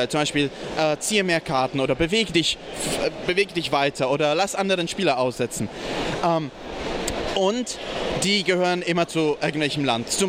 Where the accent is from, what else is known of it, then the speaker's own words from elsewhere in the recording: Bayreuth, Bavaria, Germany; äh, ich komme aus, aus Bayreuth